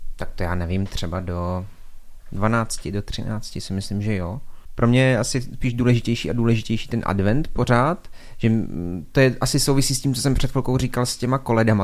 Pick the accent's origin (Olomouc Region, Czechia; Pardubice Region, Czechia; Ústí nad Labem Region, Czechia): Olomouc Region, Czechia; Šumperk; u nás v Šumperku třeba, zase já jsem v tom vyrostl